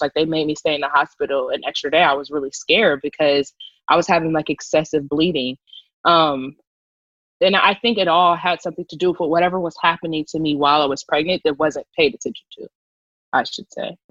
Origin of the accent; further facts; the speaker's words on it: Columbus, Ohio, United States; moved away as an adult; now in Los Angeles, United States; I'm originally from Columbus, Ohio